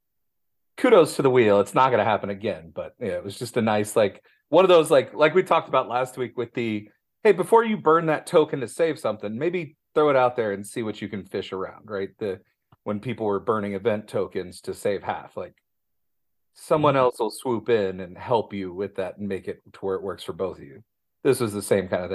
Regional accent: Midwest, United States; me being a Midwesterner

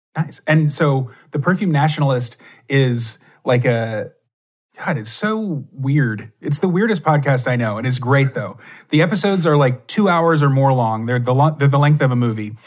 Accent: Texas, United States; I grew up in Texas

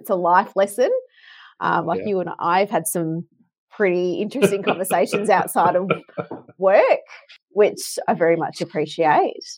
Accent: Melbourne, Victoria, Australia; also born or lived in Brisbane; when I moved back from Brisbane, actually, when I moved back home to Melbourne.

